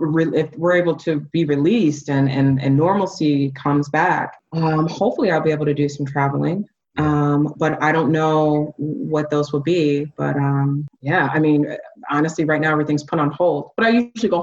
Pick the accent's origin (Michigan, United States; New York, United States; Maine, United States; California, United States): Michigan, United States; Ann Arbor; now in Atlanta, United States; I grew up in Ann Arbor, Michigan, born and raised Ann Arbor, Michigan. And you know, I felt that way before I moved to Atlanta.